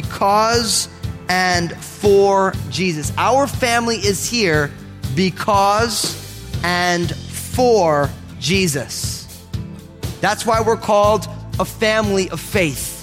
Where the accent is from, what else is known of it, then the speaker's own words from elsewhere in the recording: Northeast, United States; I'm all Italian from the Northeast.